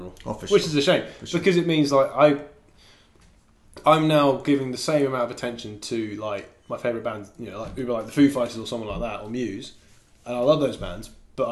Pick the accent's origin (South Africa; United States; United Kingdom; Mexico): United Kingdom; moved away